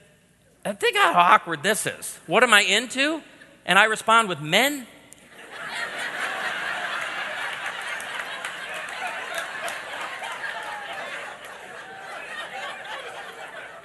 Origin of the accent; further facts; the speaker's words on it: Chicago, Illinois, United States; moved away as an adult; also born or lived in Texas; now in Branson, United States; I'm born and raised in Chicago